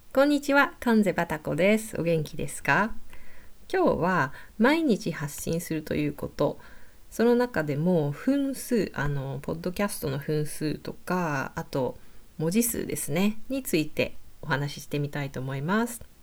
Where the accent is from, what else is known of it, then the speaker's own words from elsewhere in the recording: Kyushu, Japan; moved away as an adult; also born or lived in Kansai; 私も九州出身の途中で関西で仕事して、今海外